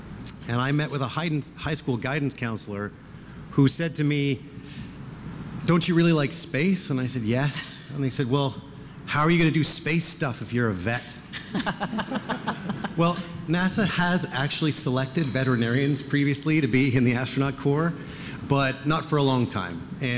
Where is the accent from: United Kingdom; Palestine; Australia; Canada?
Canada; accent: Canadian; moved away; And I was a little kid in Canada, and if my accent had not already given me away as a Canadian